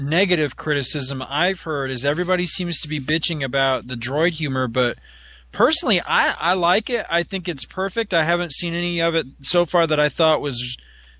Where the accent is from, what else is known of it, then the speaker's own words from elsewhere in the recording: outside of Fort Drum, New York, United States; we grew up living outside of Fort Drum